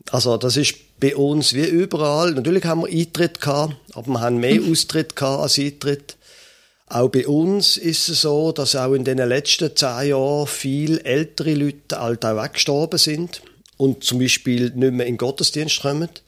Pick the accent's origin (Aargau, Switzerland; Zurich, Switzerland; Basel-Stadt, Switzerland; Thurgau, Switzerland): Basel-Stadt, Switzerland; Basel; Ich bin in Basel aufgewachsen, hatte nie gedacht, dass ich einmal noch würde nördlicher wohnen als Basel, aber das mache ich jetzt.